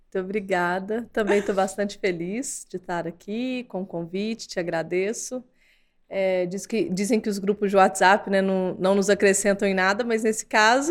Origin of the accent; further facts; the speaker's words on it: Lavras, Minas Gerais, Brazil; accent: mineiro; e eu vim do interior de Minas, minha cidade chama Lavras. Meu pai é um técnico agrícola, minha mãe é dona de casa. E cresci em fazenda, cresci em roça